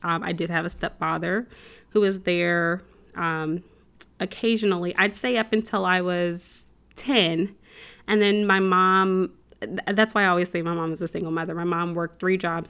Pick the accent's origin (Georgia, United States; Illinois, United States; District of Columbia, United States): Illinois, United States; central; moved away as an adult; also born or lived in Chicago, Illinois; now in Texas, United States; I grew up in the Midwest, so, um, central Illinois, um, Chicago, I, I'm originally from Chicago, we lived in central Illinois